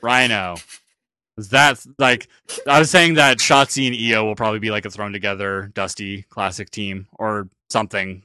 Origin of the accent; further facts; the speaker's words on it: New Zealand; now I'm actually from New Zealand